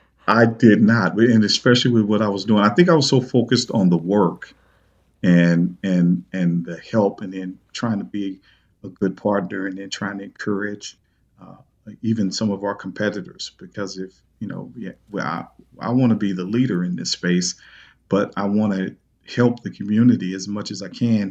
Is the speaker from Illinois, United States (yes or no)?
yes; East St. Louis, Illinois, United States; my hometown, uh, East Saint Louis